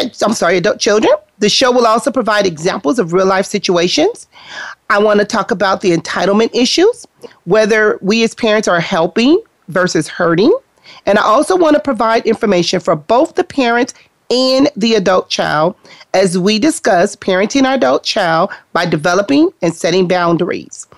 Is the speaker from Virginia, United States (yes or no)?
no; Compton, California, United States; we grew up in Compton